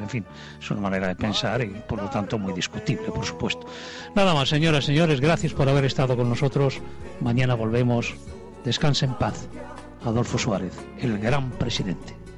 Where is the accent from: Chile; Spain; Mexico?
Spain; me da a mí como ciudadano español